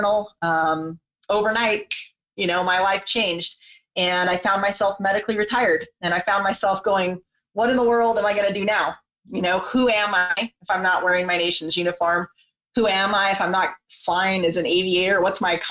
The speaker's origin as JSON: {"language": "English", "town": "Las Vegas", "region": "Nevada", "country": "United States", "tie": "born or raised there", "also_born_or_lived": "Santa Maria, California / Central California", "moved": "as an adult", "said": "I grew up in Central California. I was born in Santa Maria, eventually raised in Las Vegas, Nevada"}